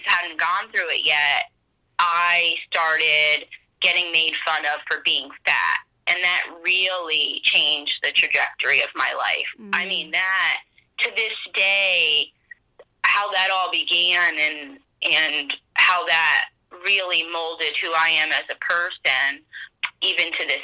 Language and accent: English; Pennsylvania, United States; also born or lived in New Jersey; we moved from New Jersey to Pennsylvania when I was in fourth grade